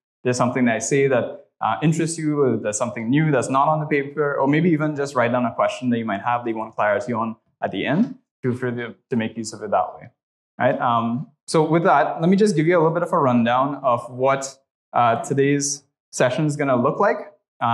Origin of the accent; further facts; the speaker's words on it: Trinidad & Tobago; moved away; I'm originally from Trinidad and Tobago, so if you hear the accent, that's where that's from